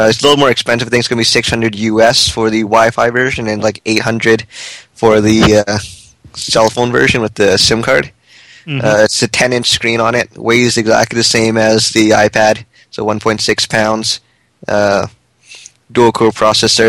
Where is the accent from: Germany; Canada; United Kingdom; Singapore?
Canada; we're Canadian